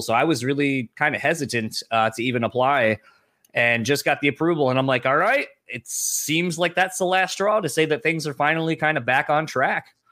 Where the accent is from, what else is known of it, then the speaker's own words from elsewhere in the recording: Delaware, United States; now in Grand Rapids, Michigan, United States; I'm originally from Delaware, though, so kind of a nomad, man of no land.